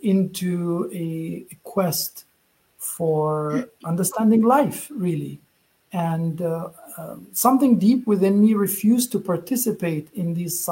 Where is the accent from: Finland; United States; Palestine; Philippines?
Palestine; Gaza, Gaza Strip; moved away; I was born in Gaza, Palestine.